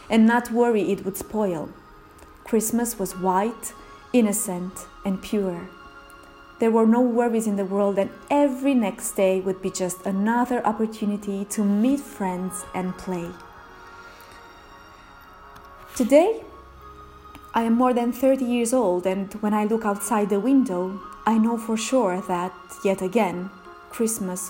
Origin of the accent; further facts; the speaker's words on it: Romania; Romania, my home country